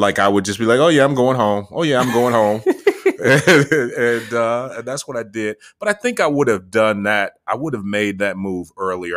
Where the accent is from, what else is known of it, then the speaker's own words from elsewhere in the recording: Muskegon, Michigan, United States; also born or lived in Grand Rapids, Michigan; I was born in Muskegon, Michigan, grew up primarily in Muskegon, between Muskegon and Grand Rapids, Michigan